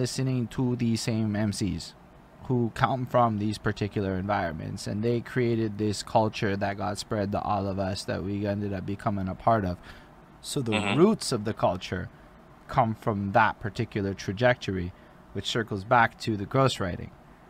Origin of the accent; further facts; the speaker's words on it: Canada; I grew up in Canadian poor, which is just, come on, it's Canadian poor.